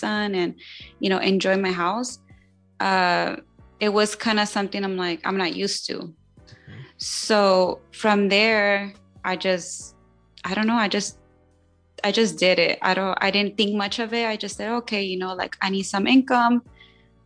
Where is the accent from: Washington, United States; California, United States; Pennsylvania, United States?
California, United States; Long Beach; I'm actually born and raised in Long Beach.